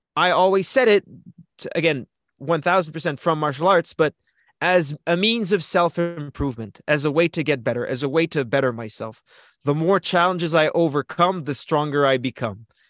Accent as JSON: {"language": "English", "country": "Canada", "said": "As a Canadian wrestler"}